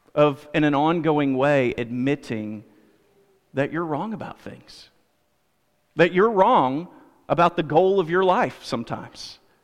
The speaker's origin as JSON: {"language": "English", "country": "United States", "said": "I'm an American"}